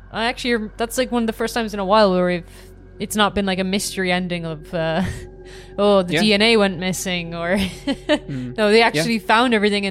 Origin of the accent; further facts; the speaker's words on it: Ireland; I feel like as Irish people